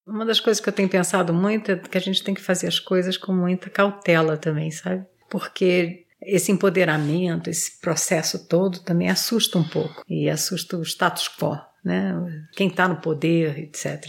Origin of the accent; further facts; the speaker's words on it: Brazil; nós somos brasileiros